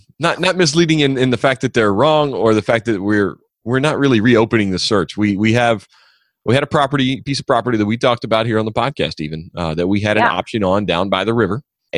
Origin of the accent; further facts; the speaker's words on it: Louisiana, United States; my home state.